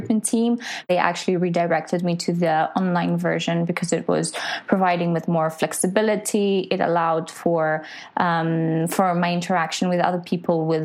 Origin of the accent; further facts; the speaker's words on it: Greece; now in London, United Kingdom; I am studying in London, but I'm originally from Greece